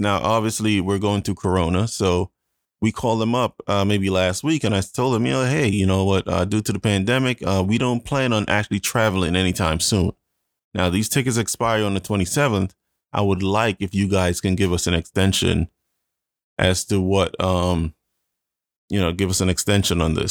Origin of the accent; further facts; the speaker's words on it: Jamaica; moved away; I am Jamaican